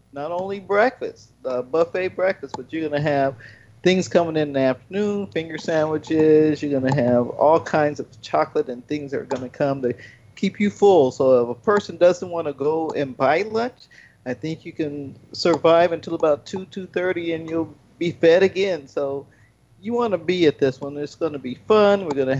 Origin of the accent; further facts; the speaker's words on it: California, United States; I'm a Californian, so I got to go with them.